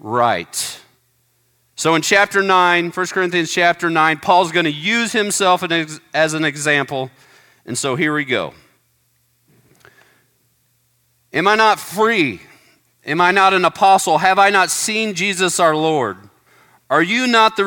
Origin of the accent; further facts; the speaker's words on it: United States; we're Americans